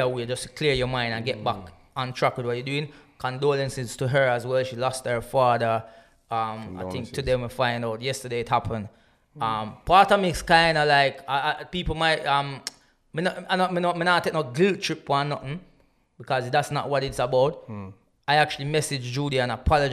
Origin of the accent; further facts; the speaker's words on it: Jamaica; now in United Kingdom; I grew up in the Caribbean. I was there for Gilbert, I was in Jamaica for Gilbert